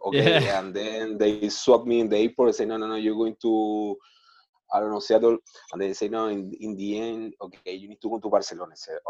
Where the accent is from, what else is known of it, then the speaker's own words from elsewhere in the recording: Santiago, Santiago Metropolitan Region, Chile; all the way from Chile, Santiago.